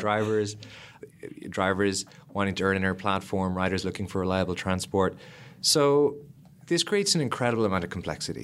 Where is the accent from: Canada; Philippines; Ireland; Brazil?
Ireland; Lismore, Munster; also born or lived in Cork; I grew up in Ireland in a small country town called Ismore